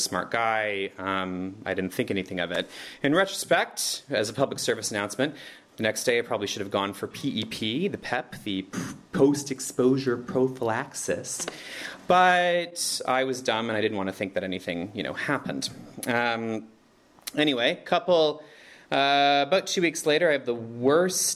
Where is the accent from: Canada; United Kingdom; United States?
Canada; moved away as an adult; now in Berlin, Germany; I'm from Canada